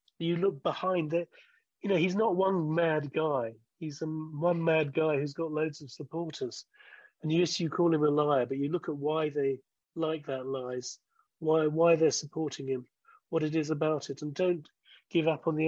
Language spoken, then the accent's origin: English; Hillingdon, London, United Kingdom; No, I didn't. I didn't alter my accent or draw my Hillingdon roots. No, I've always spoken like this, and my parents had posh voices, even though they weren't particularly posh.